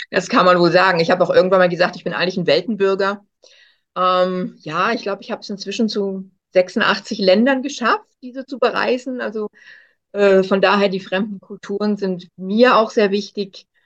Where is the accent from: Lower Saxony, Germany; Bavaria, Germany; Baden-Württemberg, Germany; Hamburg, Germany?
Hamburg, Germany; moved away as an adult; also born or lived in Cologne; now in Switzerland; Ich bin ursprünglich auch Kölnerin, in Hamburg aufgewachsen und dann hat es mich jetzt, naja, inzwischen vor 27 Jahren doch in die Schweiz geschlagen. Und seitdem bin ich hier.